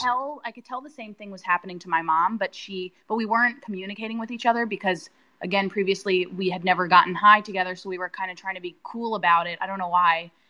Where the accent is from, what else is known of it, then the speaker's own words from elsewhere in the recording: New York, United States; growing up in New York, uh, and being a teenager